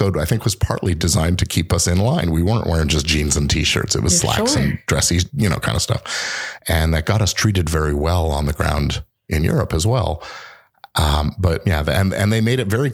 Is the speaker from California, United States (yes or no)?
yes; Los Angeles, California, United States; also born or lived in Oxford, England / Chicago / Washington, D.C. / Boston, Massachusetts; I basically grew up here